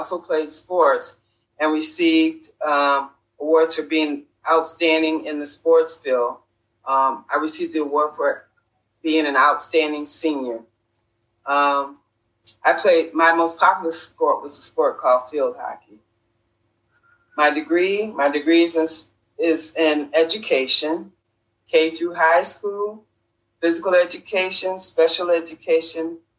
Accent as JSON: {"language": "English", "town": "Rochester", "region": "New York", "country": "United States", "tie": "born or raised there", "said": "I was born and raised in Rochester, New York."}